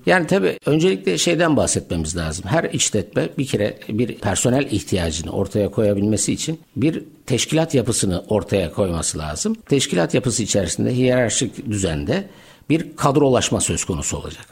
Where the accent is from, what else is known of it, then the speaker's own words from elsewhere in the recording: Adana, Turkey; moved away as an adult; also born or lived in Ankara; bin dokuz yüz yetmiş dört Adana, güzel Adana'da dünyaya geldim.